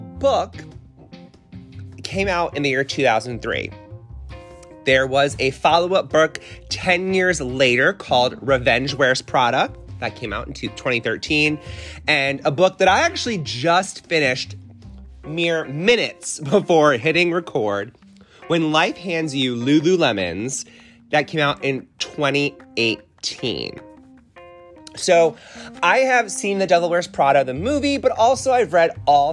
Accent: Connecticut, United States; moved away; I'm originally from Connecticut

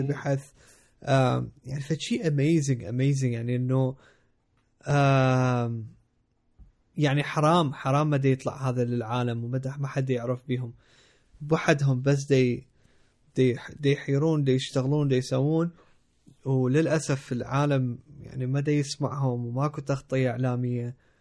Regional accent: Iraq; moved away; also born or lived in Jordan; انا افتخر اني عراقي

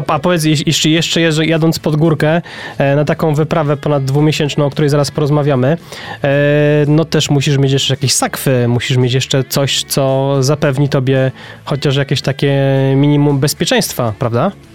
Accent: Poznań, Greater Poland, Poland; u nas w Poznaniu

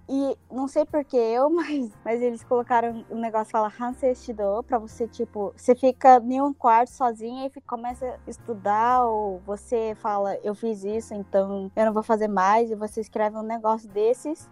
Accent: Japan; como eu nasci no Japão, moro no Japão, eu cresci no Japão

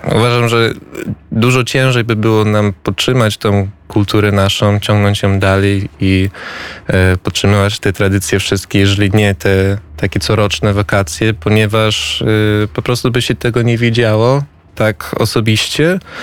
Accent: United States; also born or lived in Kraków, Poland; wychowałem się w Stanach, tam byłem w szkole

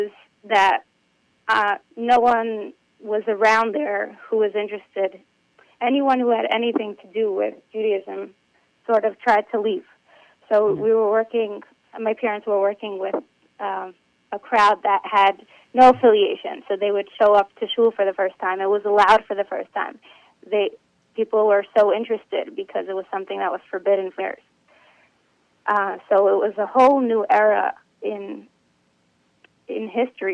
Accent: Moscow, Russia; moved away; also born or lived in Israel; I grew up in Moscow, which might make people assume I'm a Baal Tshuva, but I actually grew up in a rabbi's family who moved to Moscow in 1989

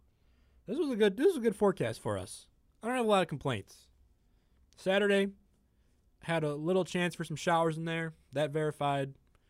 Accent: Chicago, Illinois, United States; You like me because I'm from Chicago.

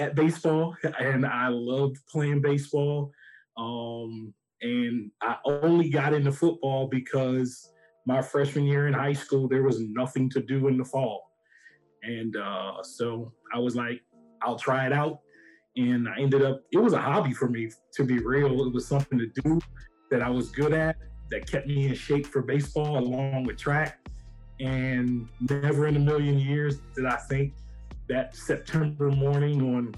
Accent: Hughesville, Maryland, United States; I'm from the Southern Maryland portion of DMV, Charles County, a small town called Hughesville.

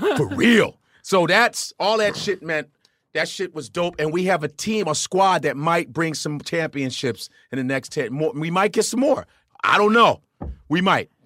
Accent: Chicago, Illinois, United States; moved away; also born or lived in Los Angeles; I am North Side. I grew up around Wrigley Field.

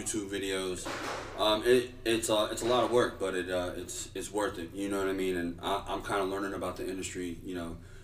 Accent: Stratford, Connecticut, United States; moved away as an adult; also born or lived in Hawaii; I grew up in Stratford.

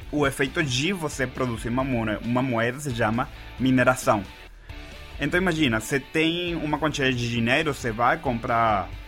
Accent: Venezuela; Portuguese is a second language; Na Venezuela, eu sou da Venezuela, lá foi onde eu fundei a minha primeira empresa.

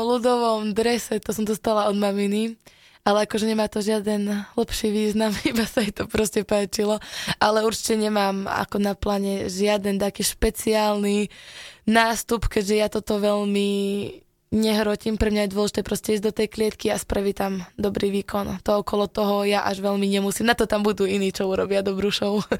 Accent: Revúca, Banská Bystrica Region, Slovakia; u nás v Revúcej

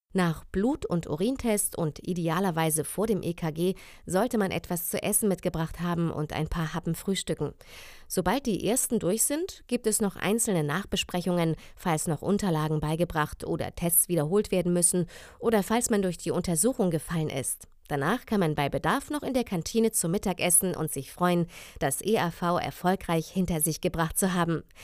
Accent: Germany; Ich komme aus dem Grenzgebiet Bayern-Hessen

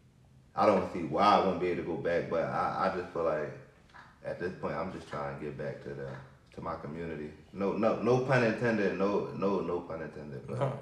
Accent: Philadelphia, Pennsylvania, United States; I'm from Philadelphia School District. I'm a product of the school district, seriously, like, through and through

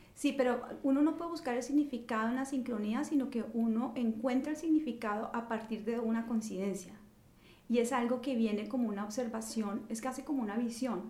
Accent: Colombia; moved away as an adult; now in New York, United States; haber crecido en Colombia

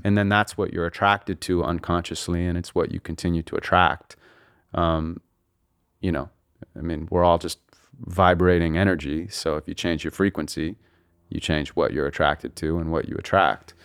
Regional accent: Santa Monica, California, United States; we grew up in Santa Monica and, uh, lived there till I was around twelve

